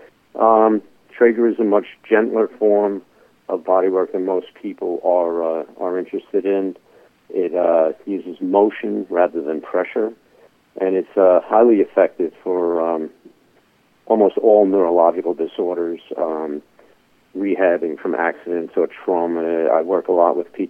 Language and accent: English; New York City, New York, United States; I'm a guy from the Bronx